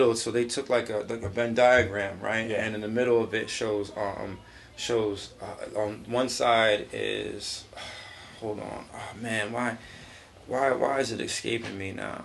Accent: New Britain, Connecticut, United States; moved away; I was back in my hometown in New Britain

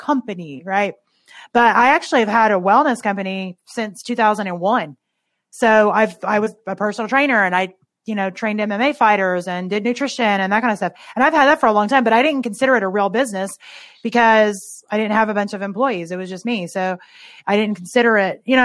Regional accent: Tennessee, United States; moved away as an adult; now in Ohio, United States; I grew up in Tennessee-ish, but just from 7 until when I graduated. And I live in Ohio now.

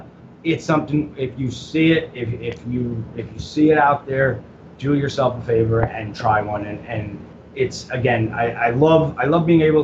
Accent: Orlando, Florida, United States; now in Tampa, United States; And, you know, I was from Orlando. I'm in Tampa, and I literally drove over there

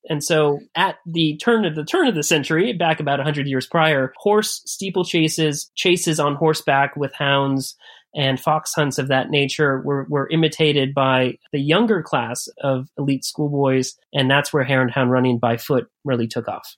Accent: Bay Area, California, United States; moved away as an adult; also born or lived in Chicago, United States; I grew up in the United States, in California, on the West Coast, in the Bay Area

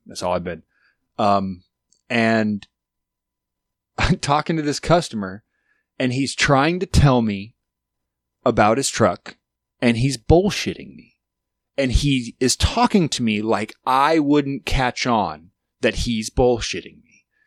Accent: Alaska, United States; I grew up in Alaska in a very small town

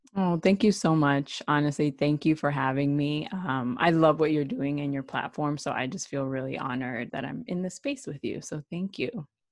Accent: New York City, New York, United States; also born or lived in Puerto Rico; originally from New York City

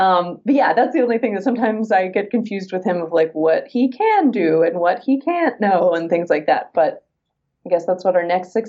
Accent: United States; But as an American actor, used to, you had to live in Los Angeles if you wanted to be a film or TV actor.

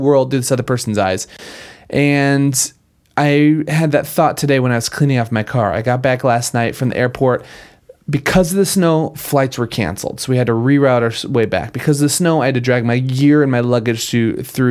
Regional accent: Minnesota, United States; I grew up in Minnesota

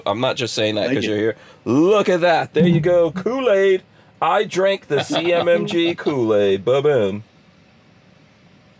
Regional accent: Georgetown, Demerara-Mahaica, Guyana; I was born in Guyana, right? I was actually born in Georgetown

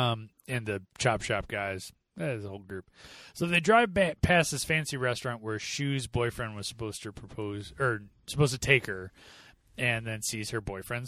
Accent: Chicago, Illinois, United States; I was born and raised in Chicago in the suburbs.

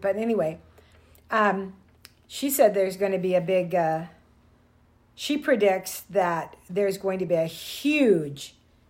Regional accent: United States; I'm from the United States, and I go, yeah, I don't really want to leave here.

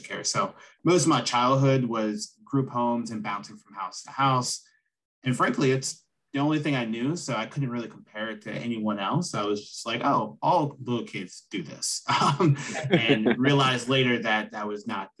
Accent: central Pennsylvania, United States; now in Philadelphia, United States; I'm in Philadelphia, but I'm originally from small town, Pennsylvania, central PA over near Pittsburgh.

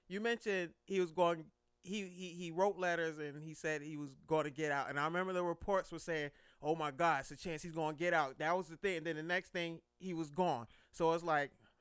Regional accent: Connecticut, United States; we are from Connecticut

